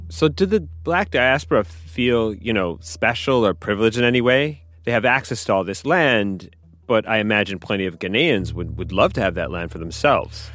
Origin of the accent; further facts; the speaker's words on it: Montreal, Quebec, Canada; moved away as an adult; also born or lived in Tanzania; I'm from Montreal